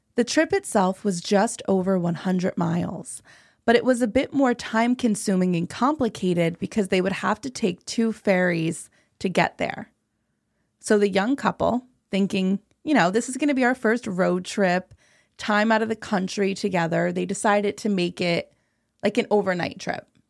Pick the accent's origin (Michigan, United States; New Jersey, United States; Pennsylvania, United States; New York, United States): New Jersey, United States; I'm from New Jersey. I'm not from Washington.